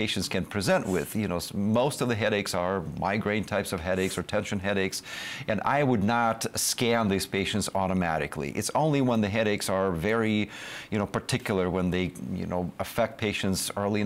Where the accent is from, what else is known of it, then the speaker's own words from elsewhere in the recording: Russia; moved away as an adult; also born or lived in Israel; now in United States; I'm coming from Russia